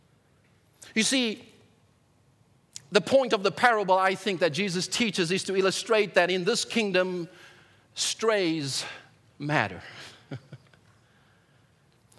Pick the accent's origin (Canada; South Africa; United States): South Africa; in South Africa growing up